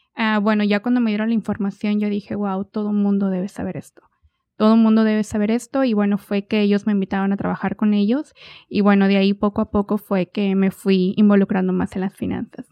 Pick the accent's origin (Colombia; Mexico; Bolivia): Mexico; Ramos Arizpe, Coahuila; moved away as an adult; also born or lived in Guanajuato, Mexico; now in Oklahoma, United States; Soy originaria de Guanajuato, eh, pero desde muy chiquita mis papás se movieron para Coahuila. Entonces yo crecí en Coahuila, de una ciudad pequeña, Ramos Arizpe